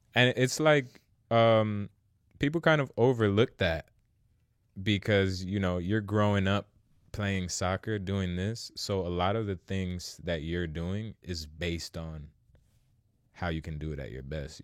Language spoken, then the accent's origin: English; Rosa Parks, New Jersey, United States; I'm actually from Rosa Parks. Like, I lived most of my childhood there